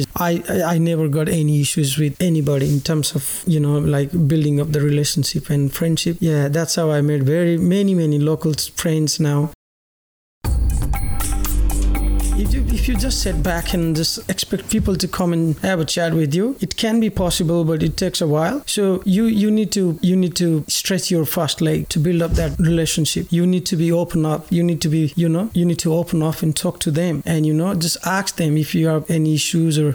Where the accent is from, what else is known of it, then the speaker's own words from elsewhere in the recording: Nepal; moved away as an adult; now in Australia; my mom and dad, I live with them all my life back in Nepal